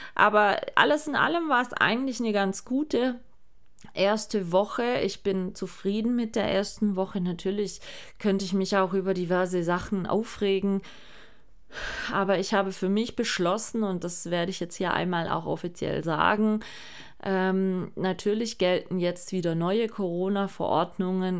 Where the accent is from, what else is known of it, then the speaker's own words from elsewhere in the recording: Germany; bei uns in Deutschland